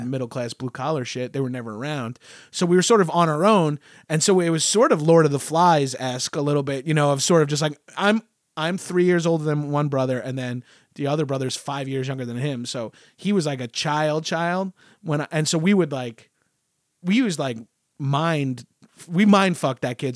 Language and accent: English; Long Island, New York, United States; I grew up in Long Island, just outside of New York.